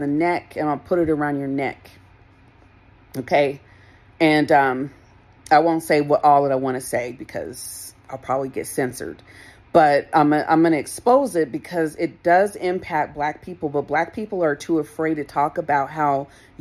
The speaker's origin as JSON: {"language": "English", "region": "Colorado", "country": "United States", "tie": "born or raised there", "said": "I grew up here in Colorado"}